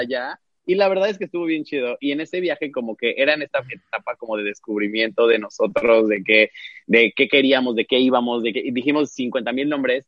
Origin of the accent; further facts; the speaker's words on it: Cancún, Quintana Roo, Mexico; also born or lived in Mexico City; yo nací en la Ciudad de México, pero ya tengo ahorita seis años que regresé a vivir a Cancún. Y digo regresé porque yo crecí aquí